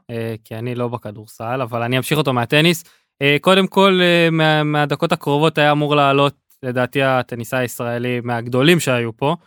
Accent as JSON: {"language": "Hebrew", "country": "Israel", "said": "אנחנו ישראלים"}